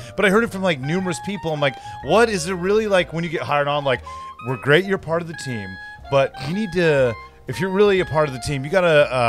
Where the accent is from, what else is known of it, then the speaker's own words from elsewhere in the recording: Chino Hills, California, United States; where I grew up in Chino Hills, there was a KFC.